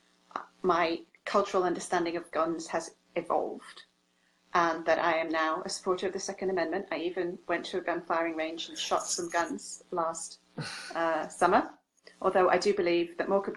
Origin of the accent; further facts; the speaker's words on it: England, United Kingdom; now in Hainesport, United States; I come from England.